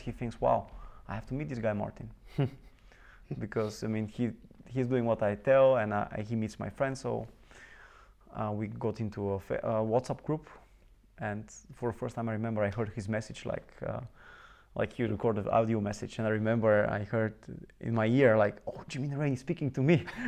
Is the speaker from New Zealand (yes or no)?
no; Bulgaria; I was born in Bulgaria, mm-hmm. in a very small city, and uh, I grew up there.